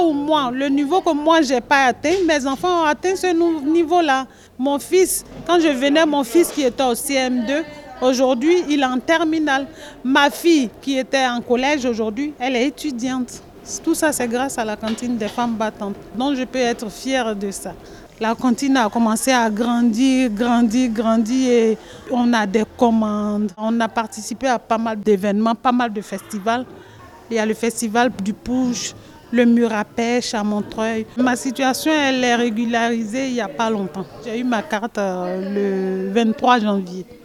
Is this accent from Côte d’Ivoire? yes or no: yes; Côte d’Ivoire; moved away as an adult; now in France; Moi je viens de la Côte d'Ivoire. J'ai laissé mes enfants derrière moi. Ils sont en Côte d'Ivoire